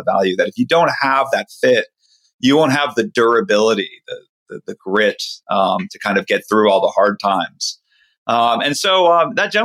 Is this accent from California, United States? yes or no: yes; Silicon Valley, California, United States; growing up in Silicon Valley